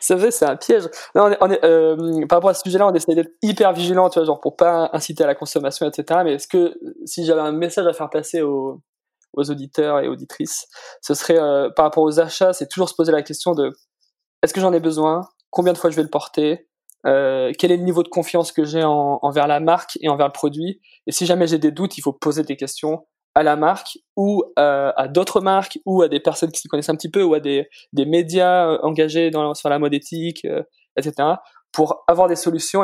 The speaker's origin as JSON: {"language": "French", "town": "Valence", "region": "Auvergne-Rhône-Alpes", "country": "France", "tie": "born or raised there", "said": "j'ai grandi dans la Drôme"}